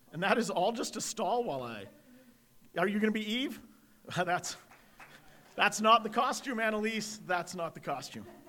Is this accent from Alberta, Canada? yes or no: yes; Edmonton, Alberta, Canada; I'm an Irish Catholic kid from Edmonton